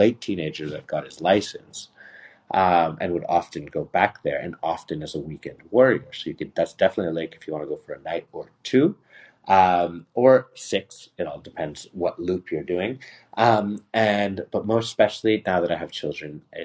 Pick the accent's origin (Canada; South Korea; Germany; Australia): Canada; Montreal, Quebec; also born or lived in Puerto Vallarta, Mexico; a guy that was born and raised in Montreal and is fluently trilingual